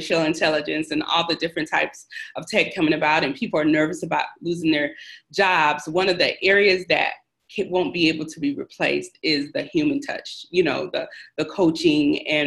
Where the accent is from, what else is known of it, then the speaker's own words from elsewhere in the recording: Shreveport, Louisiana, United States; I am originally from Shreveport, Louisiana